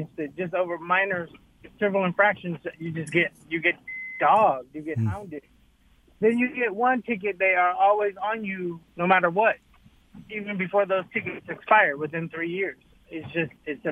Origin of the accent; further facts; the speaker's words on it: Detroit, Michigan, United States; I was raised in born in Detroit.